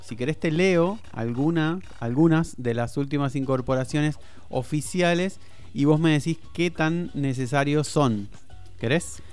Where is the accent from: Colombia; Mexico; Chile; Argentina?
Argentina; nosotros lo pensamos como argentinos